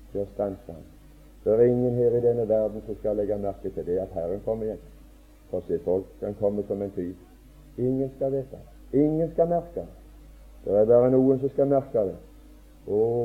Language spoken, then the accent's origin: Norwegian; Åkrehamn, Rogaland, Norway; hjemme på Åkra